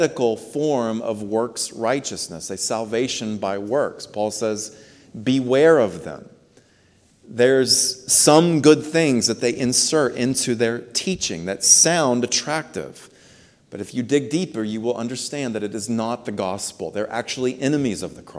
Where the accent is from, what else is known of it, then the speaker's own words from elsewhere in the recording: United States; We are American citizens